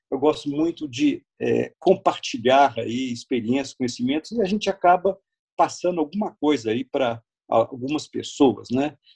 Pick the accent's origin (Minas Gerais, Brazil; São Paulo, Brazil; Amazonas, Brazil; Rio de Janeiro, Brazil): Minas Gerais, Brazil; Belo Horizonte; eu moro no lugar, no quarteirão onde eu nasci.